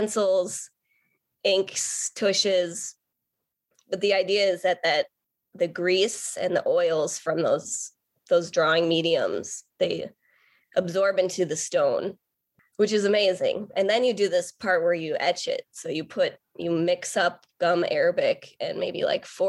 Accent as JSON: {"language": "English", "town": "Port Washington", "region": "Wisconsin", "country": "United States", "tie": "born or raised there", "said": "I grew up in Port Washington, Wisconsin"}